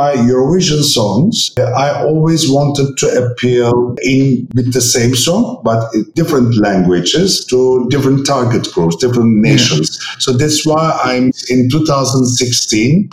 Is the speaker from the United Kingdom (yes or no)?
no; Istanbul, Turkey; English is a second language; I'm coming from German high school in Istanbul, so German was my first foreign language